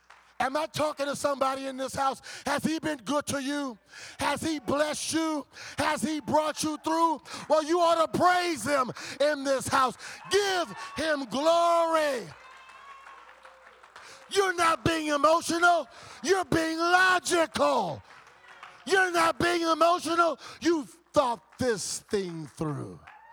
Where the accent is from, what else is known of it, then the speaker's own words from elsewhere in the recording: Compton, California, United States; When I think about the times when I growing up in Compton, when I was going to Compton High School football games, hanging out with Crip gangsters